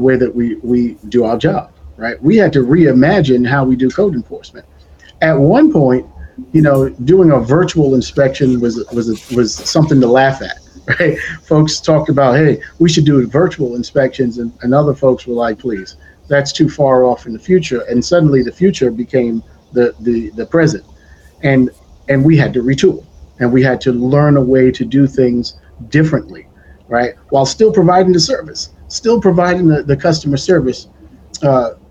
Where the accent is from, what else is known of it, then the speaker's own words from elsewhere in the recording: New York City, New York, United States; I'm a New York City native, born and raised in Brooklyn, New York